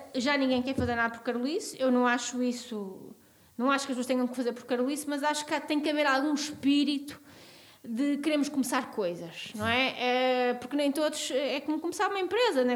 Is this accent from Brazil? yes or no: no; Trás-os-Montes, a village in the Douro, Norte, Portugal; moved away; eu sou transmontana, sou de uma aldeia no Douro